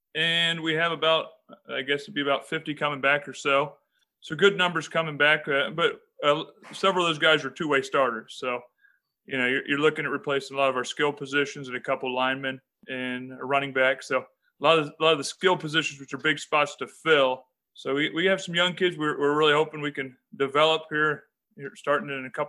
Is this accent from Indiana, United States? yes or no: no; Urbana, Ohio, United States; Yeah, I grew up in Urbana. So I went to Urbana High School.